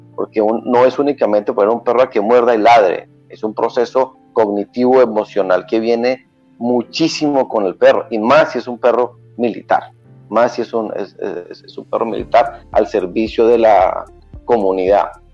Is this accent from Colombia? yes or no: yes; Colombia; also born or lived in Cartagena, Colombia; soy colombiano, nací en la ciudad de em, Cartagena, Colombia, una ciudad a las orillas del eh, Mar Caribe. Luego nos, fuimos para la ciudad de em, Bogotá